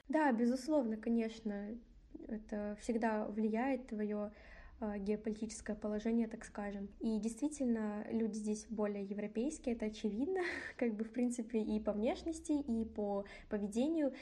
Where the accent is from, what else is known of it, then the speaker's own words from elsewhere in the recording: Kazakhstan; moved away as an adult; now in Minsk, Belarus; я приехала из Казахстана